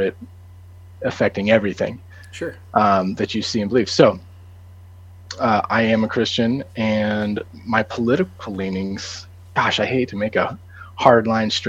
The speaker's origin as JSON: {"language": "English", "region": "Colorado", "country": "United States", "tie": "born or raised there", "moved": "as an adult", "lives_now": "Nashville, United States", "said": "I grew up in Colorado with JMO and went to school in Nashville."}